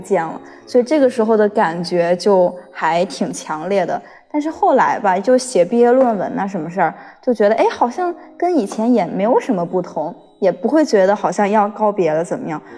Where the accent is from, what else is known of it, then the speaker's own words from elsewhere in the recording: Hunan, China; moved away as an adult; now in Beijing, China; 我是从湖南来的